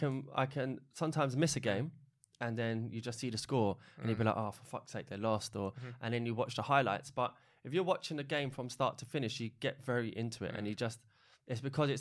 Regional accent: Ireland; I'm Irish, but I follow Republic of Ireland, but I also follow England.

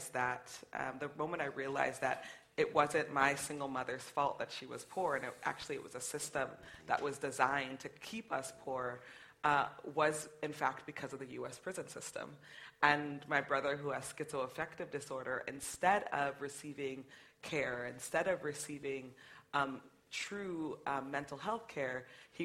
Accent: United States; growing up in the United States as a black person

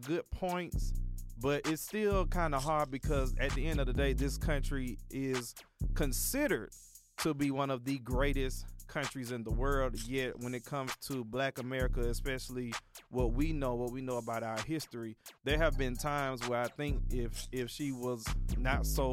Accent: Atlanta, Georgia, United States; we're from Atlanta

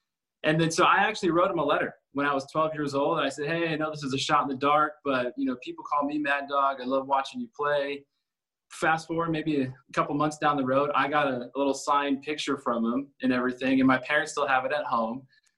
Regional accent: Southern California, United States; I'm from Southern California, born and raised, Laker fan, UCLA fan.

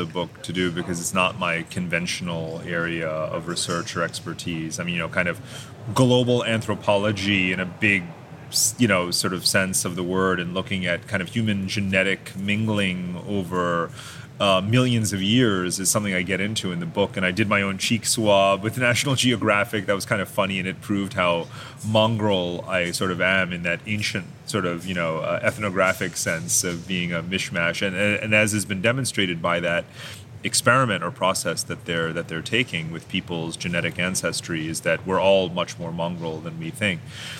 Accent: India; born there; also born or lived in Germany; I was born in India, I was an Indian citizen, I became an American, I'm an American, and but it doesn't mean I'm not Indian. I'm still ethnically Indian.

